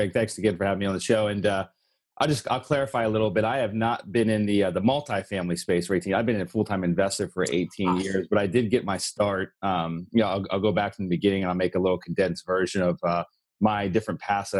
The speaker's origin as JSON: {"language": "English", "region": "Pennsylvania", "country": "United States", "tie": "born or raised there", "moved": "as an adult", "lives_now": "Florida, United States", "said": "He was a full-time investor in the town I grew up in Pennsylvania"}